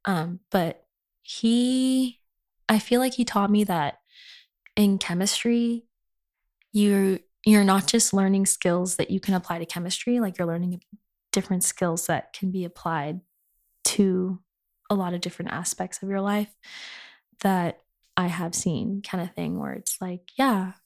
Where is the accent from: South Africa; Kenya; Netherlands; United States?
United States; Inland Empire, California; I'm from the Inland Empire